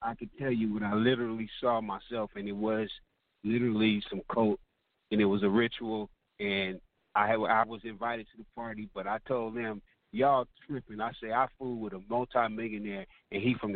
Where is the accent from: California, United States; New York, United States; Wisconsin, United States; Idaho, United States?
California, United States; I'm from California